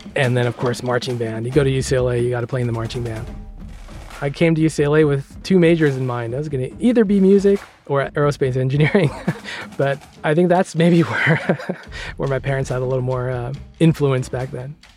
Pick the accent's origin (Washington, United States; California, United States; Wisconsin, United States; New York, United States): California, United States; Stockton; moved away as an adult; also born or lived in Los Angeles; I grew up in Northern California, in a town called Stockton, which is kinda near Sacramento.